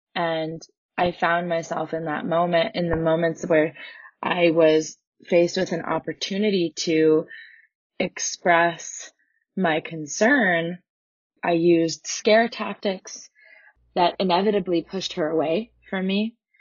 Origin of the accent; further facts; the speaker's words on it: Canada; I grew up in Canada